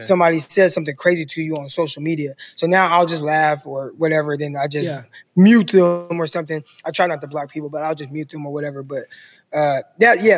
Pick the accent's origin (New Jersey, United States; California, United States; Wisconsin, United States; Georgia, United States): California, United States; Stockton; also born or lived in San Jose, California; now in Arkansas, United States; born and raised Stockton, California.